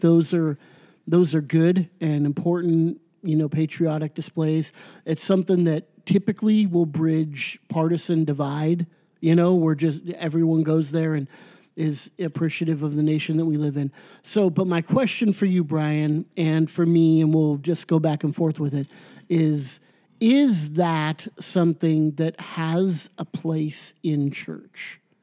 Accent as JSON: {"language": "English", "country": "United States", "said": "I'm very proud to be an American"}